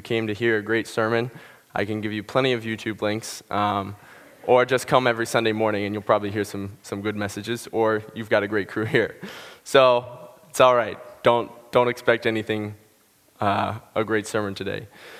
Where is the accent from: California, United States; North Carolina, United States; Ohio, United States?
Ohio, United States; born there; also born or lived in Pennsylvania; I'm from Pennsylvania, New England. I've never really had one specific place that I call home. I was born in Ohio, half an hour outside Cleveland